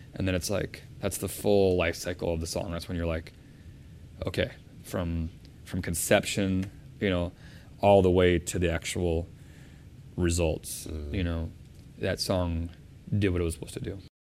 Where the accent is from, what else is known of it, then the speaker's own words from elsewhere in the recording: Chicago, Illinois, United States; We're both from Chicago.